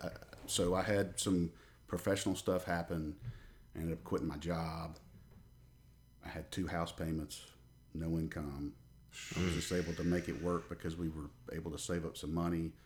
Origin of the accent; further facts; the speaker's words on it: a little town outside of Birmingham, Alabama, United States; moved away as an adult; now in Middle Tennessee, United States; I'm from, uh, a little town outside of Birmingham, Alabama.